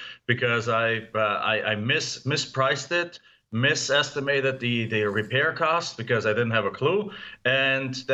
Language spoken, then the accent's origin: English; Germany; English is a second language; moved away as an adult; now in United States; as you can tell from my accent, I'm not from here. I mean, you know me, I'm from Germany. I came over to the US in 1997.